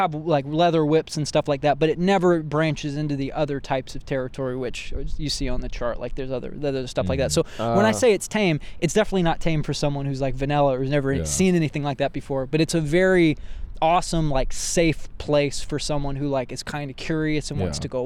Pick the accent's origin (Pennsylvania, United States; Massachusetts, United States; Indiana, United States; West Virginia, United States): Indiana, United States; central; now in Los Angeles, United States; I was raised in central Indiana.